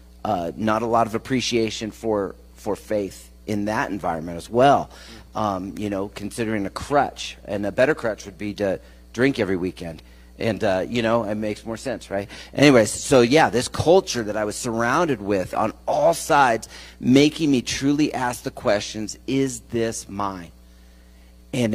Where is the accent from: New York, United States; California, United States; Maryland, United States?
California, United States; San Francisco Bay Area; also born or lived in Colorado Springs, Colorado; I was born in Colorado Springs, but when I was about 7, we moved to the San Francisco Bay Area